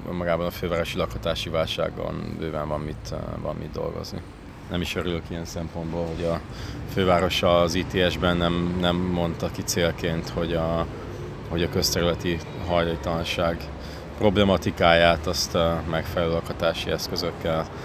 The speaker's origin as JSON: {"language": "Hungarian", "region": "Budapest", "country": "Hungary", "tie": "born or raised there", "said": "Nem, én ott nőttem fel."}